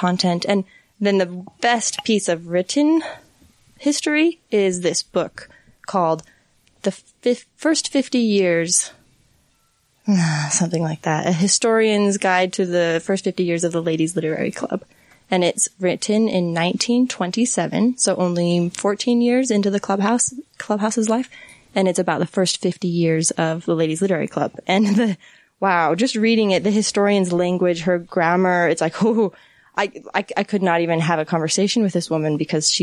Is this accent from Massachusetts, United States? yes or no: no; Centerville, Utah, United States; also born or lived in Salt Lake City, Utah; I grew up here in Utah, just Centerville, out by Bountiful.